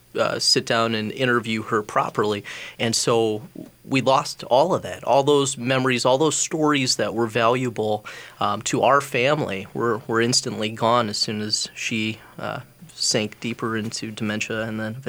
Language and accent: English; Edina, Minnesota, United States; I grew up in Edina, and my grandma, I'm third generation Edina resident